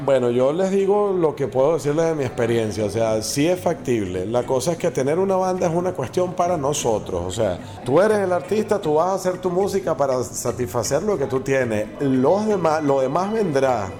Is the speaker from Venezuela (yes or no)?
yes; Venezuela; nosotros somos venezolanos